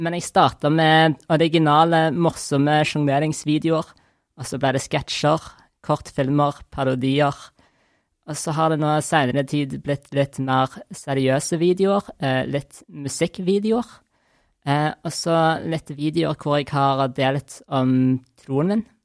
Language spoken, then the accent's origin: Norwegian; Stavanger, Rogaland, Norway; jeg er fra Stavanger